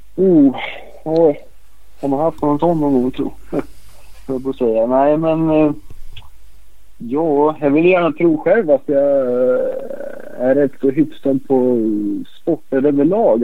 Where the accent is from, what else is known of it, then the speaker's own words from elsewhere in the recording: Örebro, Örebro County, Sweden; jag är också uppväxt här i Örebro